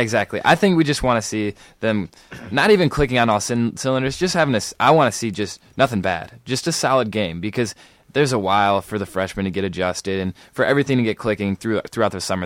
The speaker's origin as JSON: {"language": "English", "town": "East Lansing", "region": "Michigan", "country": "United States", "tie": "born or raised there", "said": "I grew up in East Lansing."}